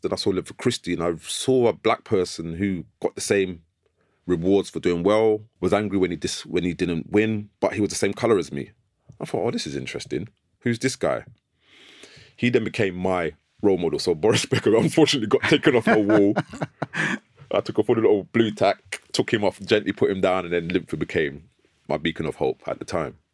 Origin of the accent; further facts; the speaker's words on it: London, United Kingdom; I grew up in North London, Islington, near Archway Station